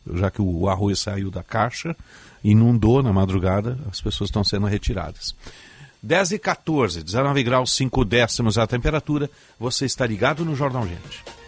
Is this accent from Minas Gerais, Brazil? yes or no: no; Rio Grande, Rio Grande do Sul, Brazil; moved away; minha terra, Rio Grande